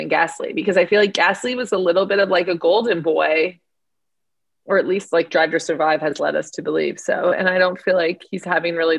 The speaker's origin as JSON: {"language": "English", "town": "Miami", "region": "Florida", "country": "United States", "tie": "born or raised there", "moved": "yes", "said": "the city where the heat is on next week. Mm-hmm. My hometown"}